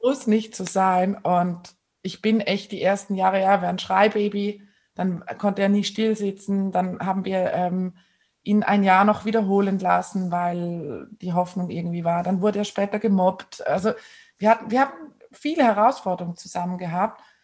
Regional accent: Switzerland; bei uns in der Schweiz

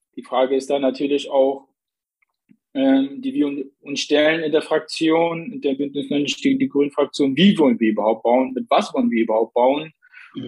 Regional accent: Plauen, Saxony, Germany; moved away as an adult; also born or lived in Zakho, Iraq; now in Dresden, Germany; bin geboren in Sacho im Nordirak, liegt an der türkischen Grenze. Aufgewachsen im schönen Plauen

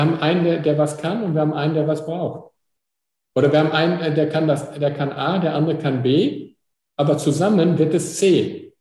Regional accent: Pickelborn, Germany; ich komme aus Pickelborn

